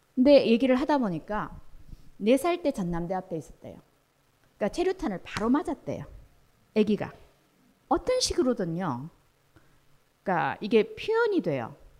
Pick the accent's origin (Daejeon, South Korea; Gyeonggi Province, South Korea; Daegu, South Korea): Daegu, South Korea; 저 대구 출신인데